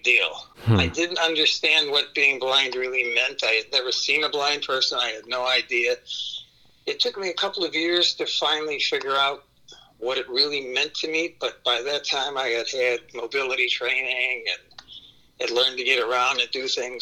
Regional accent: Chicago, Illinois, United States; moved away as an adult; I was born in Chicago. I lived there all my life until I graduated high school when I joined the Army

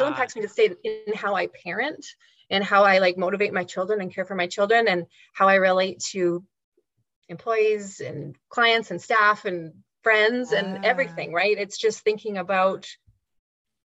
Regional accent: Canada; growing up in Canada in the 20th century

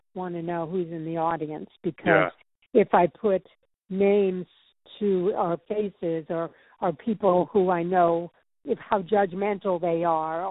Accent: St. Louis, Missouri, United States; moved away as an adult; now in New York, United States; I'm from St. Louis.

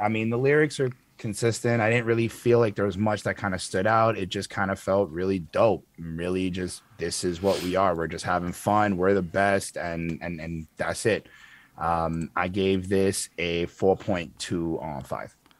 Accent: Canada; me being Canadian

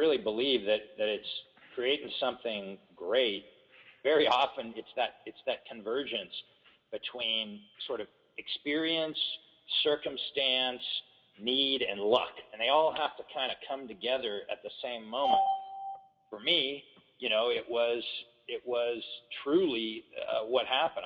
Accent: Corona Del Mar, California, United States; also born or lived in Berkeley / Huntington Beach; I spent a couple years in Berkeley, but I grew up mostly down in Southern California in a little place called Corona Del Mar, and then later on Huntington Beach.

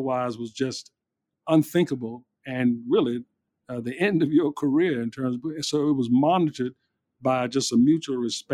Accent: Petersburg, Virginia, United States; also born or lived in Detroit; I grew up in Petersburg

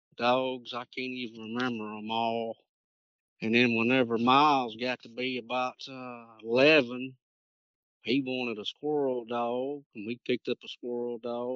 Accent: Shongaloo, Louisiana, United States; I'm originally from Shongaloo, Louisiana

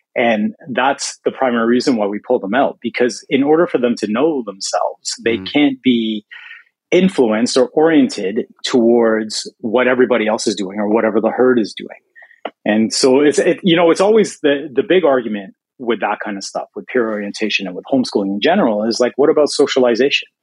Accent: Toronto, Ontario, Canada; moved away; I'm from Toronto originally

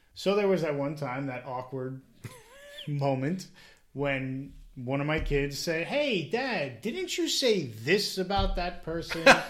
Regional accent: New Jersey, United States; born and raised in Jersey

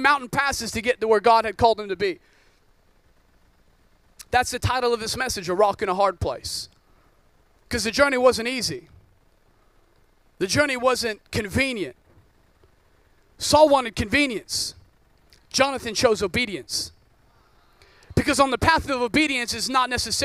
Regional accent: Oregon, United States; I grew up in Oregon, rains all the time.

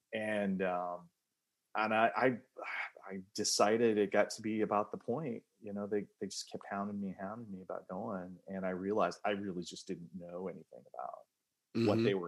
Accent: California, United States; born there; also born or lived in North Carolina / Iowa; I was born in California. We moved all over the place.

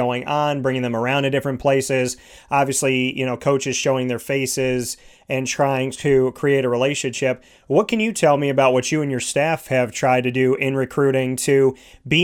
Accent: Syracuse, New York, United States; I was born and raised in Syracuse, and I'm back here in Syracuse

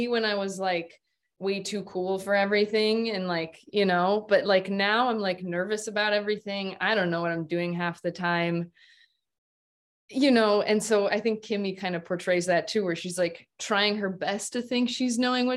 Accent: Midwest, United States; growing up in the Midwest

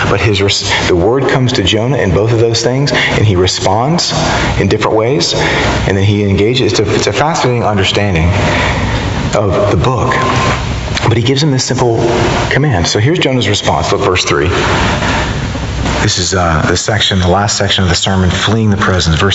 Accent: the South, United States; I don't usually put it like that because I'm from the South, you know.

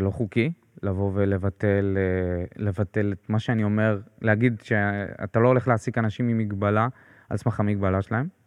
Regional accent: Beersheba, Southern District, Israel; אני באר שבעי במקור

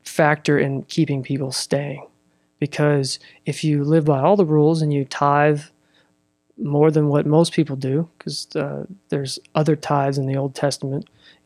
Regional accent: Russellville, Arkansas, United States; also born or lived in Fort Smith / Fayetteville; I was raised here in Russellville

